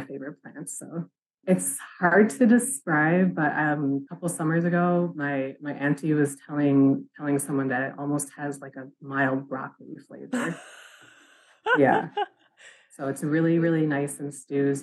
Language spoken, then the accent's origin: English; Forest County Potawatomi community, northern Wisconsin, United States; moved away as an adult; now in St. Paul, United States; I come from the Forest County Potawatomi community up in northern Wisconsin. I am currently living in the St. Paul area